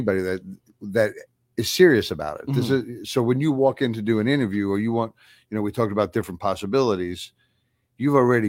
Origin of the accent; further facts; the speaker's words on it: Long Island, New York, United States; moved away; when I was growing up on Long Island, I was my father's son